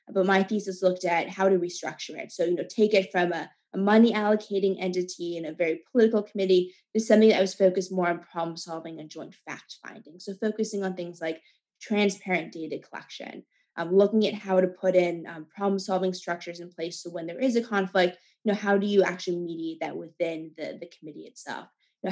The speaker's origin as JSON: {"language": "English", "region": "California", "country": "United States", "tie": "born or raised there", "moved": "yes", "said": "I'm originally from California, where water was very scarce"}